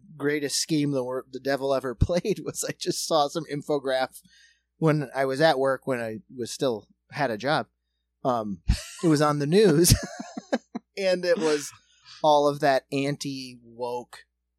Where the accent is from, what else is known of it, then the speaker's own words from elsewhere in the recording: United States; I'm an American